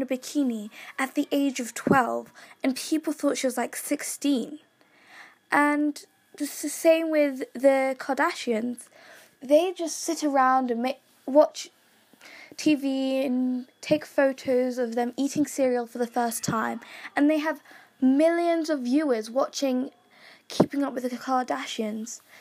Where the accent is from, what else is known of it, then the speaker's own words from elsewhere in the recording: Kenya; I'm from Kenya